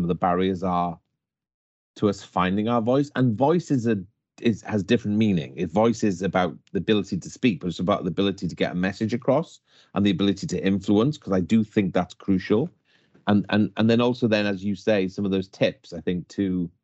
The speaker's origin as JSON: {"language": "English", "region": "West Wales", "country": "United Kingdom", "tie": "born or raised there", "said": "I was brought up in West Wales"}